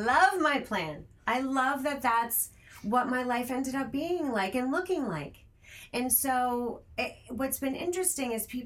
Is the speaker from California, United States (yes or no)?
no; Rhode Island, United States; now in Los Angeles, United States; I'm originally from Rhode Island